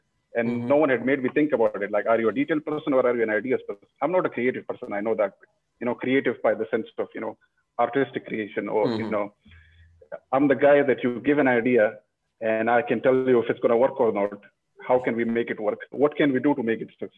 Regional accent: northern Pakistan, Pakistan; moved away; I come from a region in Pakistan. I was born in Pakistan. I come from the north.

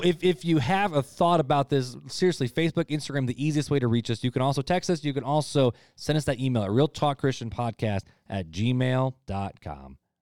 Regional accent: United States; as American Christians

